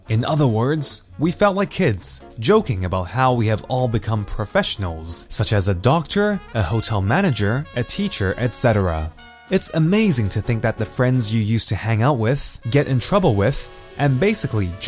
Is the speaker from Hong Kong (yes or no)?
yes; Hong Kong; I was born in Hong Kong and went to an international school here at a young age.